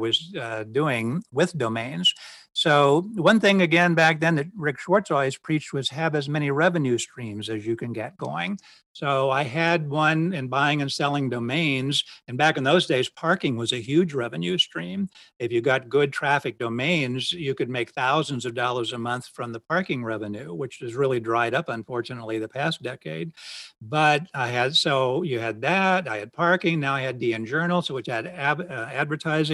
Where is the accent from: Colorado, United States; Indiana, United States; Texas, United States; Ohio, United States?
Ohio, United States; moved away as an adult; also born or lived in Florida; I grew up in Ohio